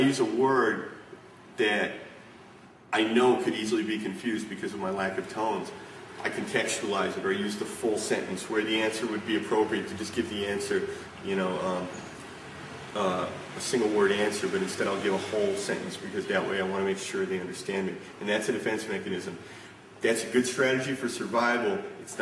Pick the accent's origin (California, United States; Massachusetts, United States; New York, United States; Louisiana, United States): New York, United States; New York City; moved away as an adult; also born or lived in Germany; My whole life growing up in New York